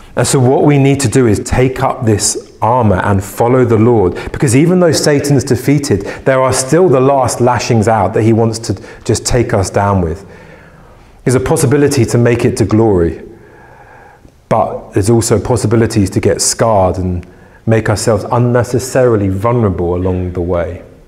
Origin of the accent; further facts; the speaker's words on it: England, United Kingdom; as an Englishman